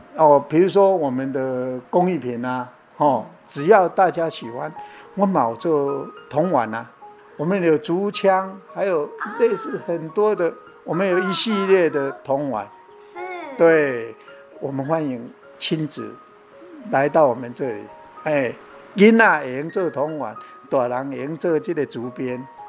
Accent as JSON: {"language": "Chinese", "town": "Xikou", "region": "Chiayi County", "country": "Taiwan", "tie": "born or raised there", "said": "其实我嘉义出产的，较出名就是火鸡肉饭嘛。"}